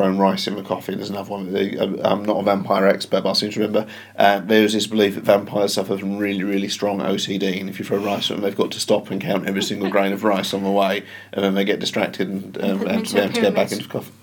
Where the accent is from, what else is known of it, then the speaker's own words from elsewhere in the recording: Kent, South East England, United Kingdom; We're from Kent